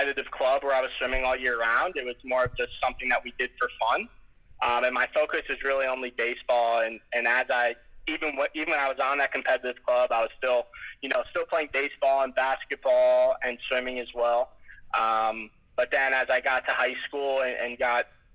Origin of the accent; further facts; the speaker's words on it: New Jersey, United States; I grew up in the States and in New Jersey, kind of by the ocean